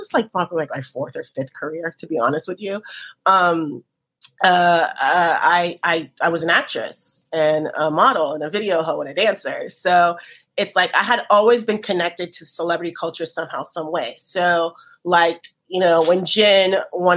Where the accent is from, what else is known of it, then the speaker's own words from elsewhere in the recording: Miami, Florida, United States; I grew up in Miami